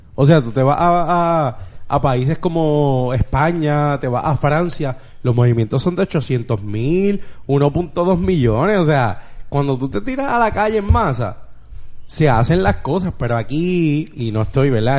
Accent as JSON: {"language": "Spanish", "town": "Bayamón", "country": "Puerto Rico", "said": "yo soy de Bayamón"}